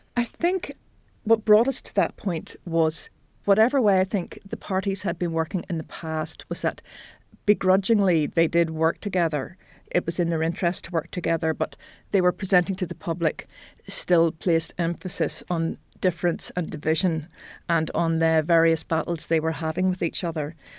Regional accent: Belfast, Northern Ireland, United Kingdom; I grew up on the northern outskirts of Belfast

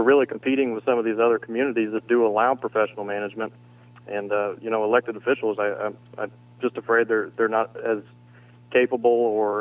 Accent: Indiana, United States; also born or lived in Washington, D.C.; we were born and raised in Indiana

